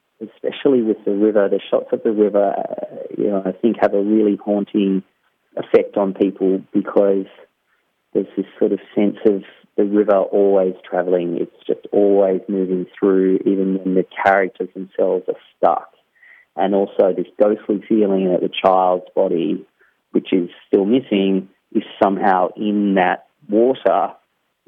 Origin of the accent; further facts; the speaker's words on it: Australia; I grew up in the Australian bush